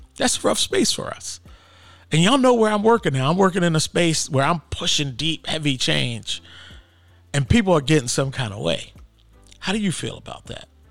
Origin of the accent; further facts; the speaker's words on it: Philadelphia, Pennsylvania, United States; moved away as an adult; also born or lived in Atlanta; now in Portland, United States; I grew up in Philly, And, uh, most of my family still lives in Philadelphia